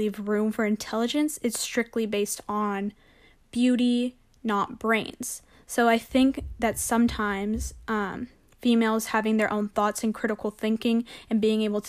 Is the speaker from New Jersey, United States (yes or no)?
no; San Francisco, California, United States; moved away as an adult; now in San Diego, United States; Growing up in San Francisco